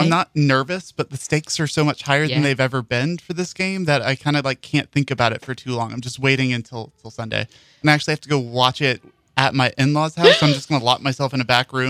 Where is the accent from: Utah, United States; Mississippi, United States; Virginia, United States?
Mississippi, United States; Mississippi Gulf Coast, United States; moved away as an adult; also born or lived in Washington, District of Columbia, United States / Houston; now in New Orleans, United States; And then I came back home to New Orleans. I'm from the Mississippi Gulf Coast. My family's from here in New Orleans. So this is the first time I actually got to live in the city.